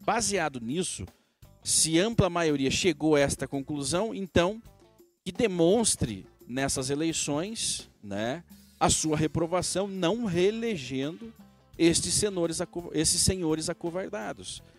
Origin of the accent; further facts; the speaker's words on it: Brazil; Somos nós, nós brasileiros.